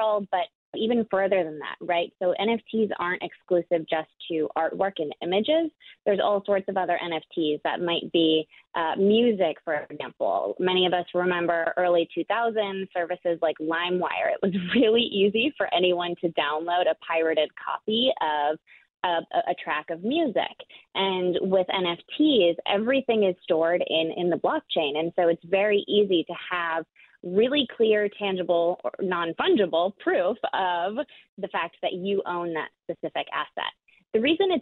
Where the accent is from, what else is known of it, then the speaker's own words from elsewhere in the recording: a suburb of Milwaukee, Wisconsin, United States; also born or lived in San Francisco Bay Area; now in San Francisco, United States; I grew up in Wisconsin, and I am right just a hop and a skip away is where I had my childhood from